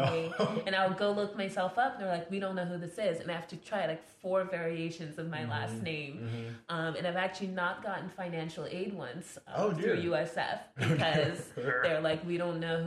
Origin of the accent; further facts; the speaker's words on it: France; accent: French; English is a second language; moved away; it's French and I was born in France